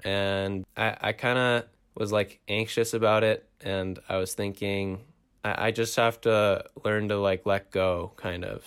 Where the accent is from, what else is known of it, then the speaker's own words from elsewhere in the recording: Toronto, Ontario, Canada; I am from Toronto